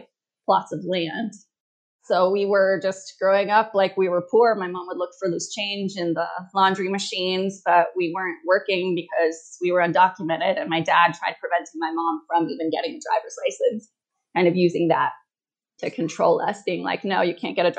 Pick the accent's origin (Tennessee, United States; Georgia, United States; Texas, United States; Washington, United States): Washington, United States; moved away as an adult; also born or lived in Morelia, Michoacán, Mexico; now in Playa del Carmen, Mexico; I was born in Morelia, Michoacan, immigrated to the U.S. when I was 3 to Washington State